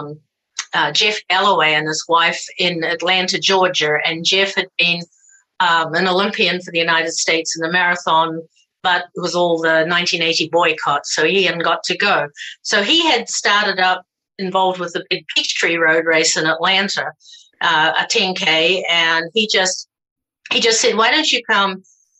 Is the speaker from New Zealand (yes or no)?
yes; New Zealand; I'm a New Zealander.